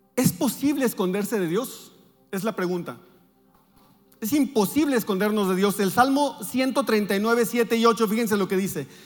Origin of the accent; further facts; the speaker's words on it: Navojoa, Sonora, Mexico; moved away; nosotros vivimos, venimos de Navojoa